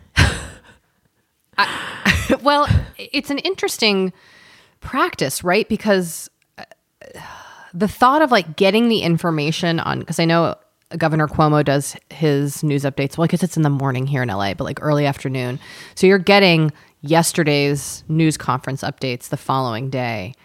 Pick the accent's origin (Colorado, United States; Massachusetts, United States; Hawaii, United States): Massachusetts, United States; Boston; moved away; also born or lived in Southern California (near Disneyland); growing up in Boston